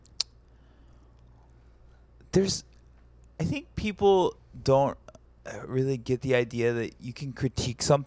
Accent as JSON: {"language": "English", "region": "Alabama", "country": "United States", "tie": "born or raised there", "also_born_or_lived": "Greenwood, Mississippi (family)", "said": "I grew up in Alabama, but my whole family is from Greenwood, Mississippi, both sides"}